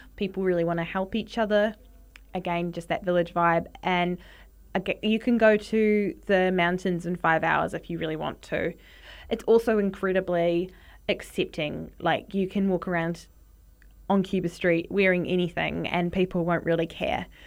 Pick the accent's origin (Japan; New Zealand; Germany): New Zealand; Wellington; Growing up in New Zealand, my mum always used to buy Vegemite because my dad is from Australia and she's from the U K